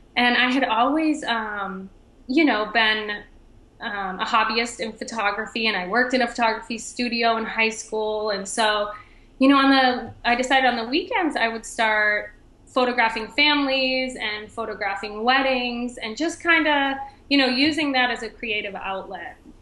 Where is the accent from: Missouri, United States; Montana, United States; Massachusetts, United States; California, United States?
Massachusetts, United States; Boston; moved away as an adult; also born or lived in Miami, Florida; now in Michigan, United States; I'm originally from Boston, Massachusetts